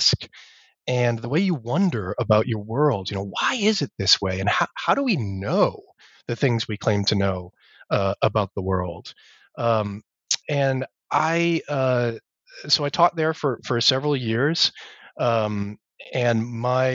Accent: Massachusetts, United States; So I grew up in Massachusetts, in New England, which is where I teach now. So I'm sort of still home

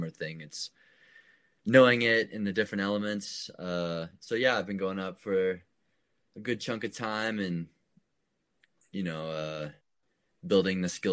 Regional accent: Austin, Texas, United States; moved away as an adult; also born or lived in Boulder, Colorado; I grew up in Austin, Texas, just kind of outside the downtown area, in the hill country

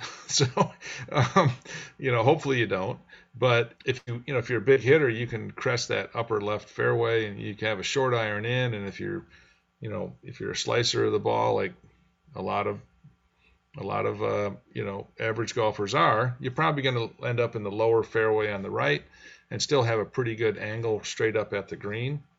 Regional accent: Grand Rapids, Michigan, United States; I grew up in Grand Rapids

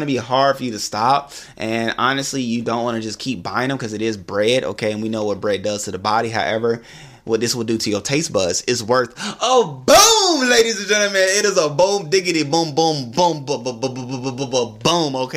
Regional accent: Atlanta, Georgia, United States; I'm from Atlanta

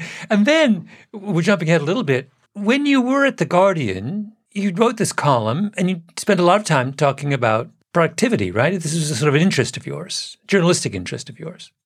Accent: England, United Kingdom; moved away; I was born in England, my father, very proper Englishman.

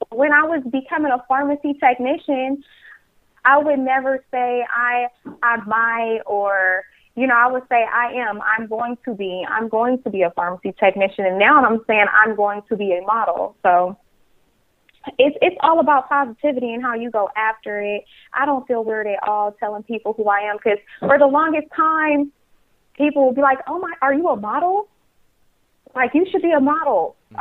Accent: Hayward, California, United States; also born or lived in Oakland, California; I am born in Oakland, raised in Hayward, California. So I am a Bay native

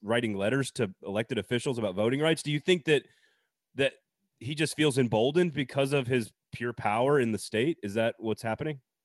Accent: Madison, Wisconsin, United States; moved away; also born or lived in Tennessee; from Madison originally

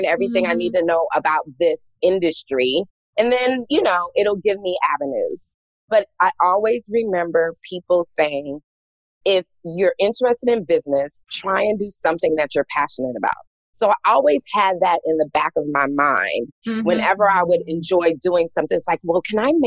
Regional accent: Los Angeles, California, United States; moved away as an adult; also born or lived in Washington, D.C.; born and raised in Los Angeles, California. I left Los Angeles, Southern California to go to Washington, D.C. for school, for college at Howard University.

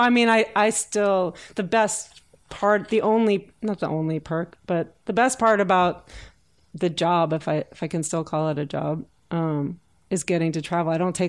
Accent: Oak Park, Illinois, United States; moved away; In Oak Park, Illinois, which is the first suburb on the west side of Chicago.

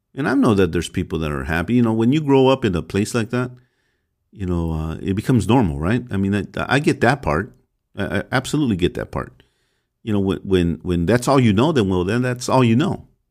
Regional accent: Los Angeles, California, United States; I grew up in the MacArthur Park area uh, very early on, and we moved around, but mostly it was around the MacArthur Park

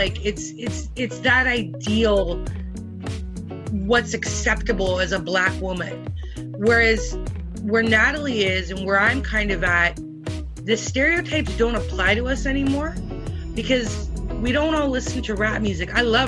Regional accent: British Columbia, Canada; when I was growing up in British Columbia

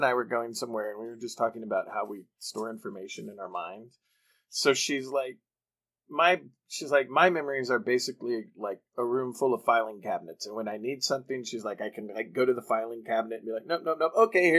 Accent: Canada; As a Canadian

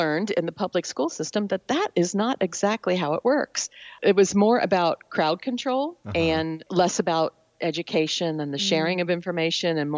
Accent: Cincinnati, Ohio, United States; I grew up in Cincinnati

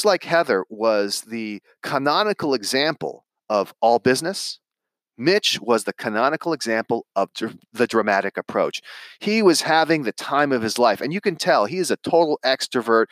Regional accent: Santa Monica, California, United States; I grew up in Los Angeles in Santa Monica, California

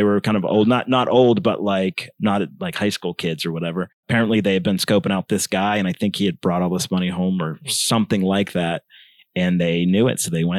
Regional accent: Pittsburgh, Pennsylvania, United States; We moved from Pittsburgh to Northeast Pennsylvania. In between my sister's junior and senior year, which is some bullshit to do to your kid.

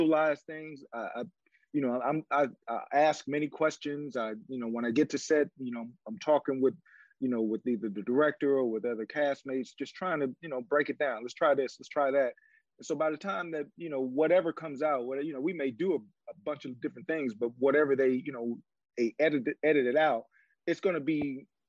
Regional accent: Chicago, Illinois, United States; I'm from the South Side of Chicago.

